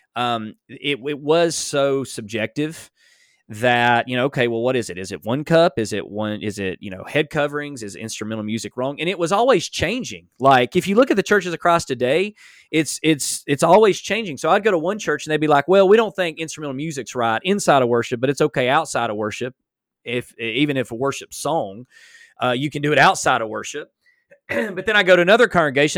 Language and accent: English; Alabama, United States; I'm from Alabama